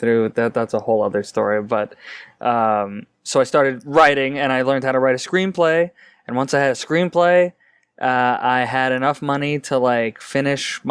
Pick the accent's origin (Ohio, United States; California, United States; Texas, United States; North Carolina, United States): North Carolina, United States; moved away as an adult; now in Los Angeles, United States; I grew up in North Carolina.